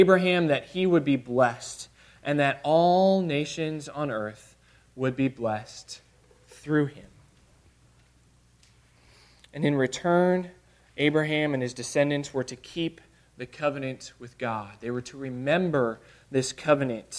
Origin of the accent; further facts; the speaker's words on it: Illinois, United States; now in Arkansas, United States; I'm a Yankee from Illinois